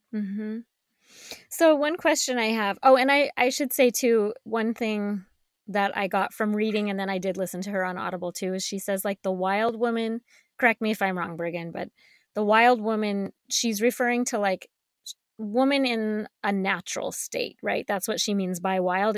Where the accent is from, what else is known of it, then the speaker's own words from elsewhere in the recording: Colorado, United States; I grew up in Colorado, and Columbine High School was about ten miles away from my house.